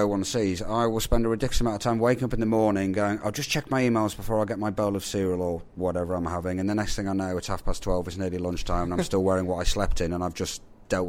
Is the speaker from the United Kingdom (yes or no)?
yes; England, United Kingdom; I am also English